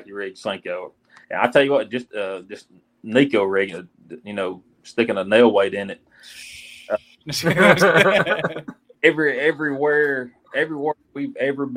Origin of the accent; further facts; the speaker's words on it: Alabama, United States; I'm from Alabama